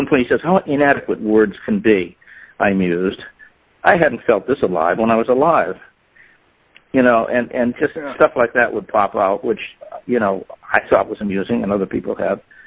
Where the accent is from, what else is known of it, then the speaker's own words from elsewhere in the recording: Boston, Massachusetts, United States; of course I'm Irish. I was born in South Boston